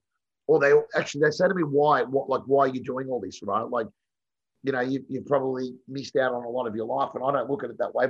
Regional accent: Melbourne, Victoria, Australia; moved away as an adult; also born or lived in Sydney; So I'd grown up with Bo in Essendon. We were all from the wrong side of the Yarra. So we grew up in Essendon

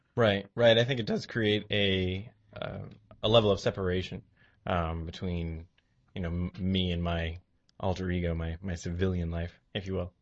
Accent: New Bedford, Massachusetts, United States; also born or lived in Beverly, Massachusetts; I'm from New Bedford

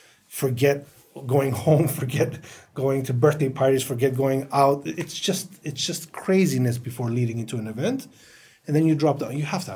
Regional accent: United States; We come from the Western world. I grew up in the States. It was natural in our schools and in our corporations.

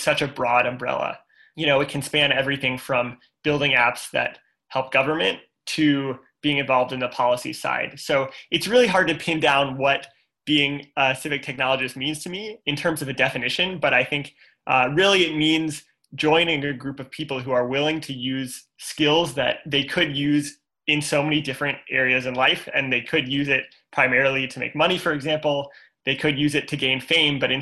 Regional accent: St. Louis, Missouri, United States; I'm from St. Louis, Missouri.

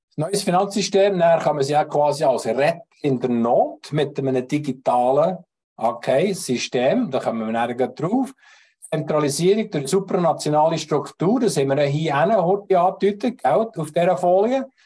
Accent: Switzerland; Auch wir als Schweizer, als Hel Helvetier, wir als Eidgenossen

